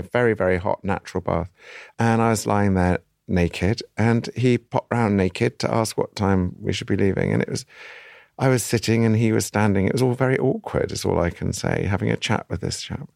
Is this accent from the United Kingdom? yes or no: yes; United Kingdom; I'm a Brit